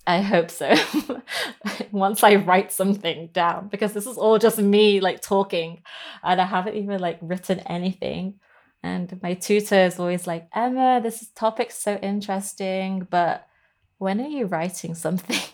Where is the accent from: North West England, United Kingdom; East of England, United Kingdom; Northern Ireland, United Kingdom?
North West England, United Kingdom; Lancashire; also born or lived in Hong Kong; the one up in Lancashire, since I was, you know, I grew up in that one